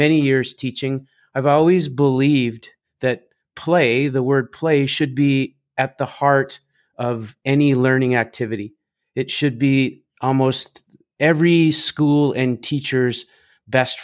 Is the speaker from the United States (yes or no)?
no; Canada; I come from Canada, so I have a little bit of French, but it's pretty rusty.